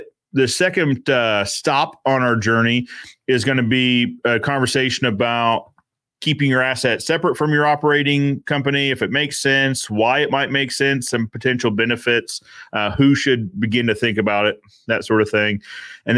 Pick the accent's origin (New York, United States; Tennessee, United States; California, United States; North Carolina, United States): North Carolina, United States; Raleigh; moved away; also born or lived in Cary, North Carolina; my hometown of Raleigh, North Carolina